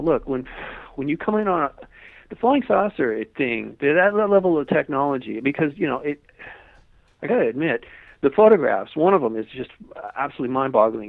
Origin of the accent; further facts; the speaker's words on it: Malibu, California, United States; I lived, I grew up in Malibu